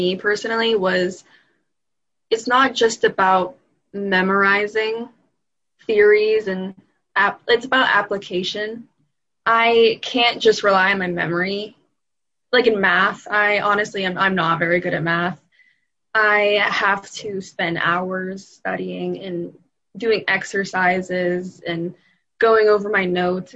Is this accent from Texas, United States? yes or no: no; Slippery Rock, Pennsylvania, United States; I'm from Slippery Rock